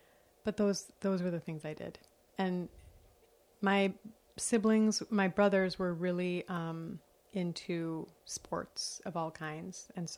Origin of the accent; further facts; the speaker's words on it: Cedarburg, Wisconsin, United States; moved away as an adult; also born or lived in Hokkaido, Japan; now in New York, United States; And I didn't grow up in Milwaukee, you know? I grew up in Cedarburg, which is a town of 10,000 white people.